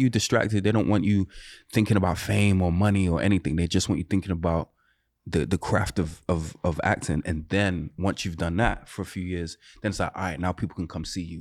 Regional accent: Birmingham, West Midlands, United Kingdom; moved away; so I'm not from London. I'm from a city called, uh, Birmingham.

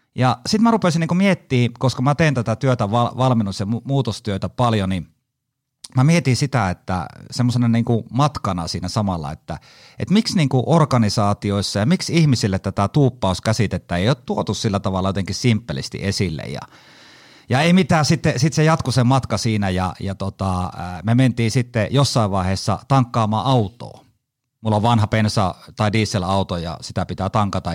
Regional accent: Haapajärvi, North Ostrobothnia, Finland; accent: Haapajärvi dialect; moved away; also born or lived in Kajaani; alun perin Haapajärveltä, eli murret tulee sieltä. Ja moni luulee mua savolaiseksi, mutta ei, kyllä mä oon Haapajärveltä

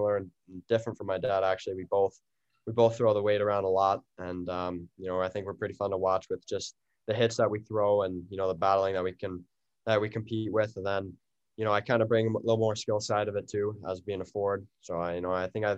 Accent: Peterborough, Ontario, Canada; growing up in Canada, we always had the outdoor rink in Peterborough

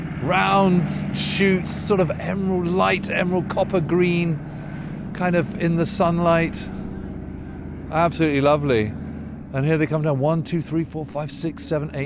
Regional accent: United Kingdom; being a Brit

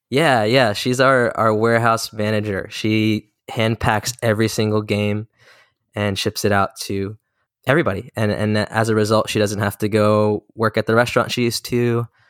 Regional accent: Maryland, United States; I'm a twenty-five-year-old Korean American entrepreneur, born and raised in Maryland to two South Korean immigrants.

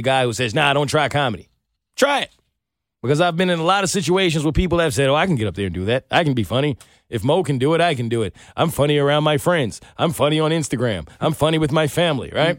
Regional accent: New York City, New York, United States; I'm from New York

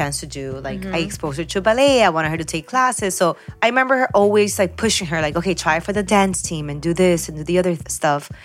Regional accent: Peru; now in Miami, United States; I was born in Peru

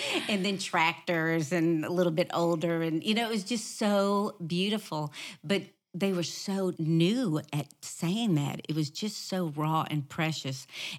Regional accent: New Orleans, Louisiana, United States; That was the same way with us growing up in New Orleans. Our family did not pray.

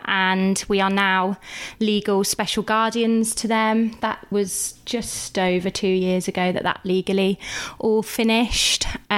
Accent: Leamington Spa, West Midlands, United Kingdom; We are from Leamington.

